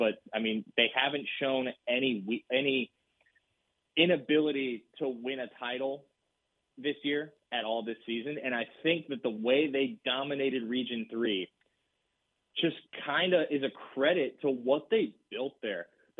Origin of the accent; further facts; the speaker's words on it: Wilson County, Texas, United States; I'm from Wilson County